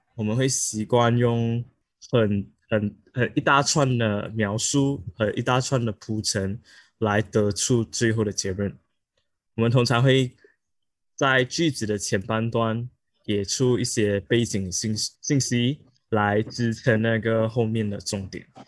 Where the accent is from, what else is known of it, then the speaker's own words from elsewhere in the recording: Malaysia; 因为我们是马来西亚人